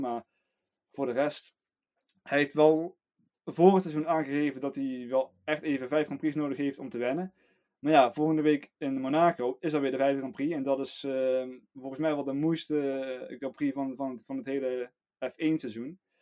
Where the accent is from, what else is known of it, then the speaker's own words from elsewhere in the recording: Netherlands; we als Nederlander